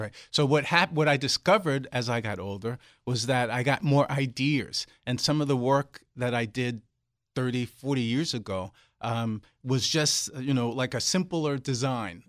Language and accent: English; New York City, New York, United States; moved away; I grew up in Brooklyn, New York